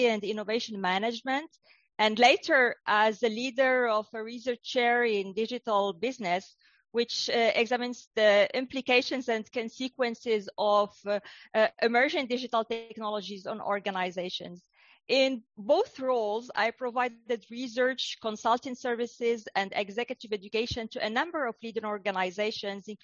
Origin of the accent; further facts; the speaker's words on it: Casablanca, Casablanca-Settat, Morocco; also born or lived in United States / Europe / United Kingdom; now in Australia; I grew up in North Africa, in Casablanca.